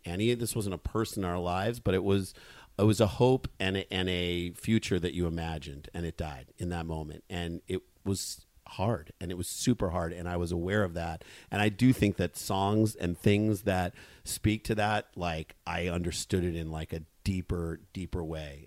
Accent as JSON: {"language": "English", "town": "St. Louis", "region": "Missouri", "country": "United States", "tie": "born or raised there", "said": "we grew up in St. Louis"}